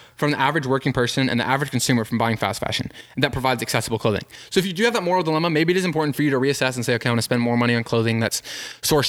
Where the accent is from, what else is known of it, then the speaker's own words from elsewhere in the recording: United States; as Americans